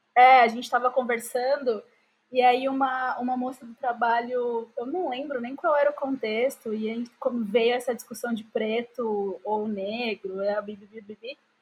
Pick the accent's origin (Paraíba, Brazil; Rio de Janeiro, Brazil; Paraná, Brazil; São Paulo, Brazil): São Paulo, Brazil; Diadema; eu sempre morei em Diadema